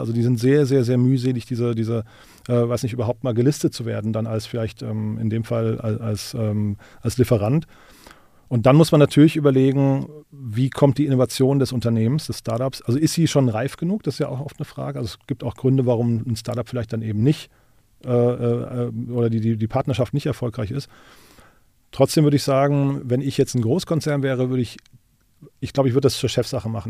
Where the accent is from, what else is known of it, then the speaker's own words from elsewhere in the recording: Rhine-Main area, Germany; now in Berlin, Germany; für das Rhein-Main-Gebiet, wo ich herkomme